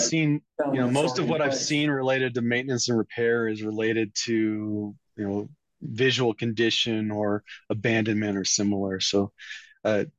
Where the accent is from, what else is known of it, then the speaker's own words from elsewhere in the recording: Iowa, United States; moved away; my home state, which is Iowa